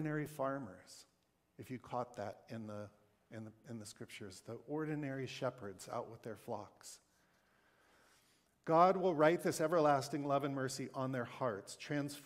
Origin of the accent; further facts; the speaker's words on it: the West, Wyoming, Montana, United States; moved away; I grew up in the West, in Montana, in Wyoming, a land shaped by a dominant white culture